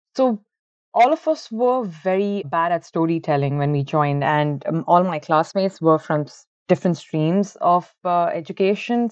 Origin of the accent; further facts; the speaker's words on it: Bangalore, Karnataka, India; moved away as an adult; also born or lived in Ahmedabad; now in Ireland; originally, I am from Bangalore. It's the I T capital of India, and I've been born and brought up over there